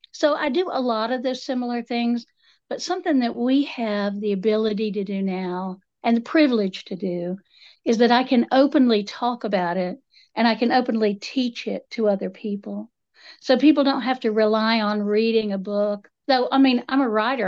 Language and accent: English; Appalachia, United States; I'm, I'm Appalachian multiple generations back